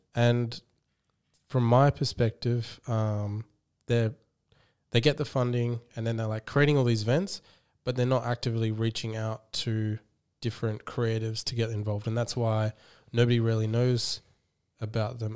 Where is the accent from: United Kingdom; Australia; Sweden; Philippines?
Australia; that's how I view myself as, as an Australian